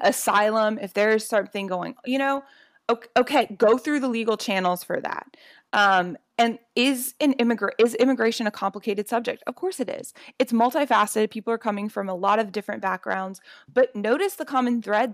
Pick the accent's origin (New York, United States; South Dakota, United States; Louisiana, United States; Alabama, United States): Louisiana, United States; I grew up in Louisiana